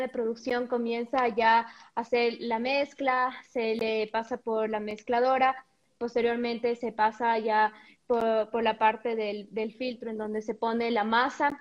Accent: Ecuador; moved away as an adult; also born or lived in Mexico; el regresar después de cinco años de vivir completamente en otro país, crear tu ecosistema ya, tus redes de contacto, volver a Ecuador

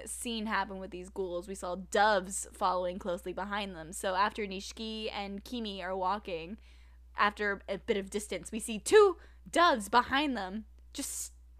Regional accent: Arizona, United States; I'm from Arizona

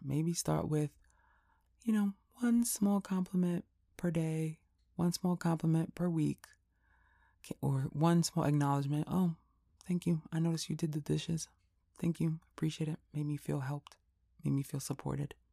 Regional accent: New York, United States; I'm from New York

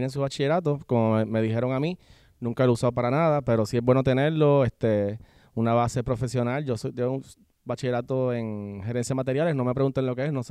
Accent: San Juan, Puerto Rico; also born or lived in Guaynabo; Yo nací en San Juan, me crié en San Juan, este, estudié en Guaynabo, en la Huesleyana, y luego me mudé a Guaynabo por unos añitos, y sí, entre Guaynabo y San Juan toda mi vida.

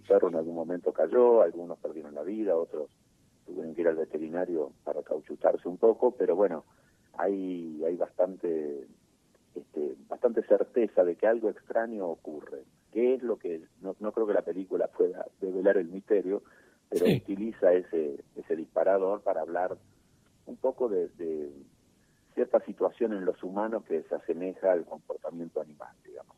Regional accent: Argentina; also born or lived in Buenos Aires Province; yo nací en San Lorenzo y Callao, y siempre viví por esa zona

